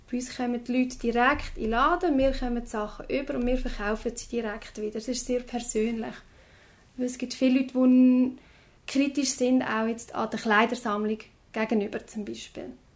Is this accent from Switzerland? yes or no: yes; Lucerne, Switzerland; jetzt bei uns in Luzern